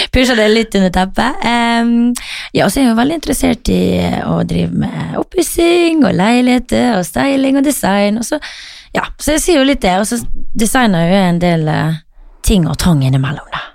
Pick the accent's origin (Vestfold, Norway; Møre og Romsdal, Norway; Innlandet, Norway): Møre og Romsdal, Norway; moved away; som vi sier hjemme på Møre